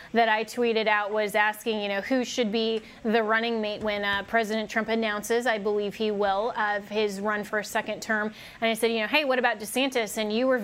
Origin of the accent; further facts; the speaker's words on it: Colorado, United States; now in Washington, D.C., United States; my home state's Colorado